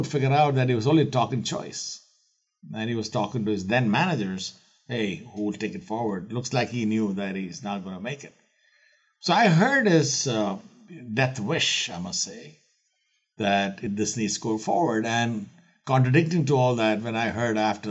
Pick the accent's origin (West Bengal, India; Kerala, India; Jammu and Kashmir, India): Kerala, India; I'm born and raised in India, in the southern coast of India, in the state of Kerala